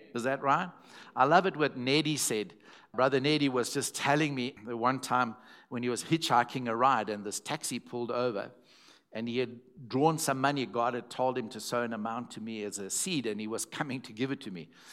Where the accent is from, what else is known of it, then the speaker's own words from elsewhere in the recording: Zimbabwe; first language English; I was from Zimbabwe and not South African